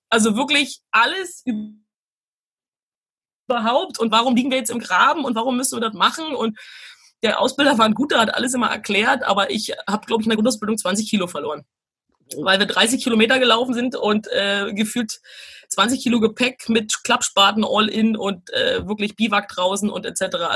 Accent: Brandenburg, Germany; Also ich bin aus Brandenburg, muss man sagen, und äh, da ist nicht viel los, außer dass wir Wölfe haben

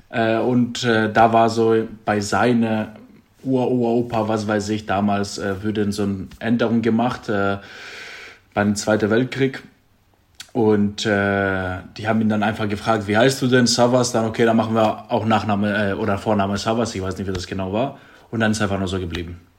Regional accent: Drama, Central Macedonia, Greece; born or raised there; moved away

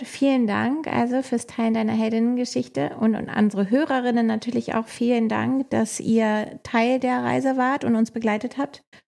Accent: Hamburg, Germany; Ich bin ja Hamburgerin

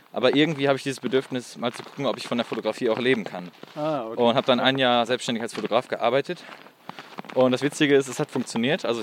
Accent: Geldern, North Rhine-Westphalia, Germany; Ich bin gebürtig aus Geldern

